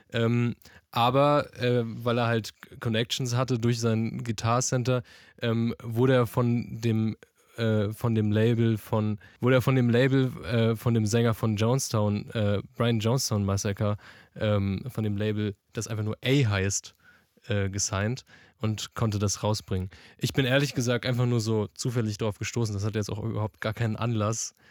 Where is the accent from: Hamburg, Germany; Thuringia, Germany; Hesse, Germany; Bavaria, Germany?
Hesse, Germany; Frankfurt; ich komme auch aus Frankfurt